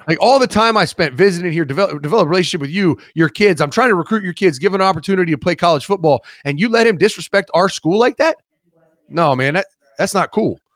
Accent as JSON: {"language": "English", "town": "Columbus", "region": "Ohio", "country": "United States", "said": "I'm from Columbus. I come back to Columbus"}